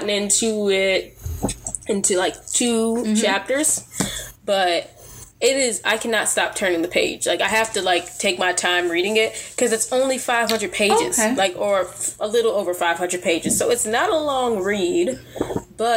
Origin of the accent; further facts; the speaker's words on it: United States; I African American, born and raised in America